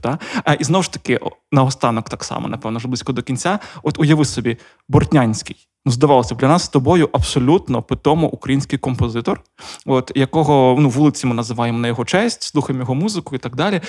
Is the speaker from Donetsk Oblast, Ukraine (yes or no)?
yes; Donetsk Oblast, Ukraine; first language Russian; Ukrainian is a second language; Я народився на Донеччині, і моє перше моє спілкування російська. Е, І я перейшов на українську в 15 лише.